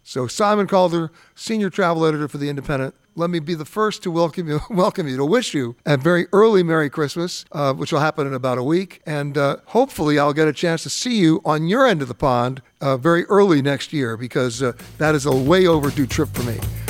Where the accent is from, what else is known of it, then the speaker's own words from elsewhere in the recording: New York, United States; also born or lived in San Francisco; You know, I'm born and raised in New York.